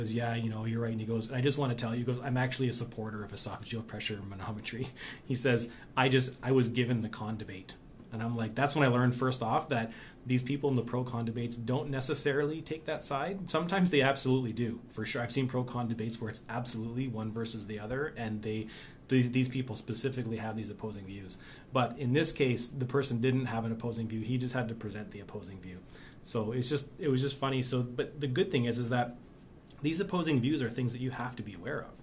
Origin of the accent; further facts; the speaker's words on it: Canada; as a Canadian